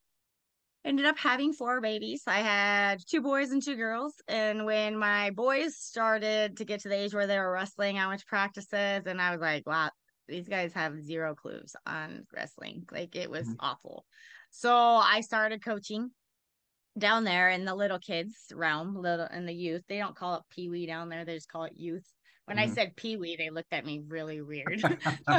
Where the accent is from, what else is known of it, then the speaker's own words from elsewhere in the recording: Cumberland, Iowa, United States; moved away as an adult; also born or lived in New Mexico / Albuquerque; I grew up in Cumberland, which is 250 people.